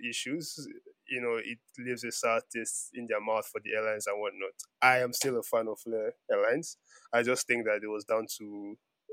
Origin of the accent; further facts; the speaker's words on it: Nigeria; I was born in Nigeria